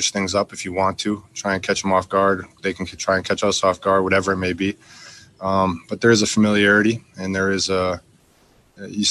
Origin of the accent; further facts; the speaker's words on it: Wisconsin, United States; now in Texas, United States; I'm from Wisconsin